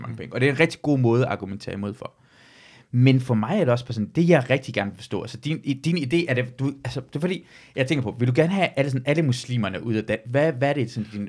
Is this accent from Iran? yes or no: yes; Iran; now in Denmark; jeg er født og vokset i Iran